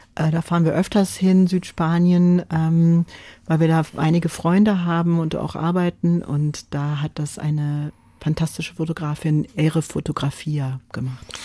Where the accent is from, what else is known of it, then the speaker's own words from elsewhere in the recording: United States; first language French; German is a second language; moved away; ich bin Amerikanerin und immer selbstverständlich auf Englisch gesprochen, äh, geschrieben habe auch